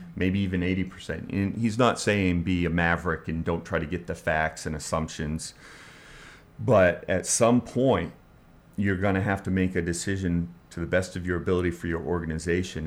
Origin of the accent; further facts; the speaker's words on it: Bangor, Maine, United States; moved away as an adult; also born or lived in Portland, Maine / Florida; I was born in Portland, Maine, and I grew up in the Bangor, Maine area